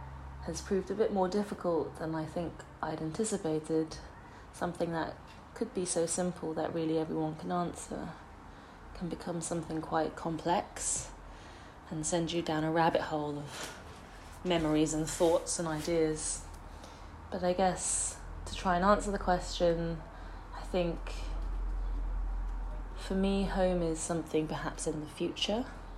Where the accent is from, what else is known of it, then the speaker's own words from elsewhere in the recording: Singapore; now in London, United Kingdom; I grew up in Singapore and moved to London. I've studied outside of London, so I guess there's been lots of periods of moving between places